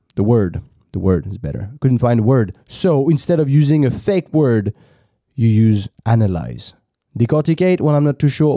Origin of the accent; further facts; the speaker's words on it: France; accent: French; English is a second language; I was French